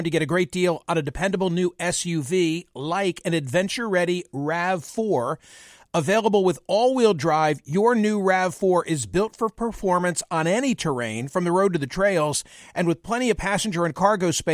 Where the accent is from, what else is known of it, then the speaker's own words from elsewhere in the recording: Philadelphia, Pennsylvania, United States; my hometown Philadelphia